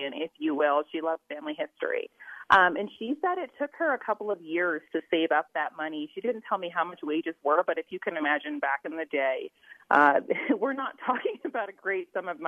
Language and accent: English; New Jersey, United States; moved away as an adult; now in Utah, United States; I'm originally from New Jersey, moved to Utah in 1999 to attend Brigham Young University